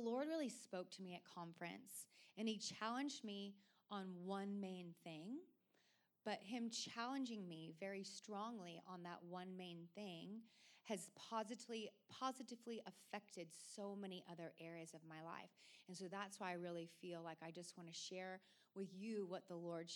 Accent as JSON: {"language": "English", "region": "Oregon", "country": "United States", "tie": "born or raised there", "said": "growing up in Oregon"}